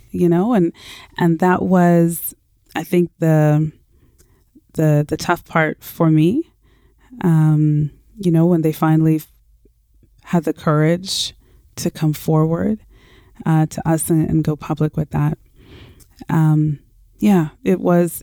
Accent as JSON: {"language": "English", "town": "Toronto", "region": "Ontario", "country": "Canada", "tie": "born or raised there", "moved": "as an adult", "lives_now": "Vancouver, Canada", "said": "born and raised in Toronto"}